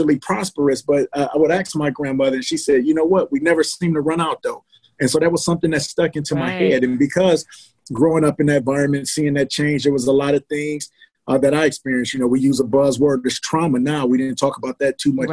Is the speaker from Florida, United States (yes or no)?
no; Milwaukee, Wisconsin, United States; a young man from Milwaukee, Wisconsin, grew up on 7th and Melvina